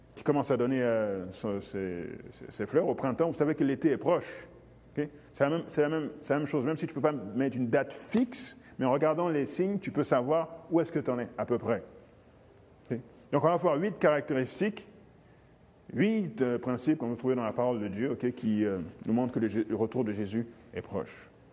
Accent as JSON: {"language": "French", "country": "Guinea", "moved": "yes", "said": "mon pays d'origine, euh, la Guinée"}